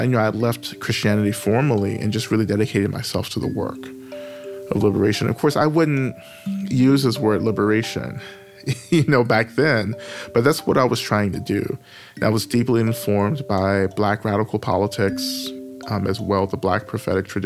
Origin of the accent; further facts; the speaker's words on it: North Georgia, United States; moved away as an adult; now in Atlanta, United States; I grew up in the South in North Georgia. I've just recently relocated back to Atlanta